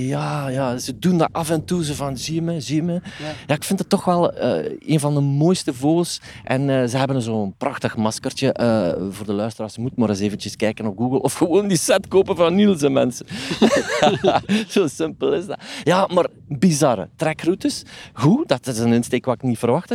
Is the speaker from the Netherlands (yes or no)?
no; Flanders, Belgium; Bij ons in Vlaanderen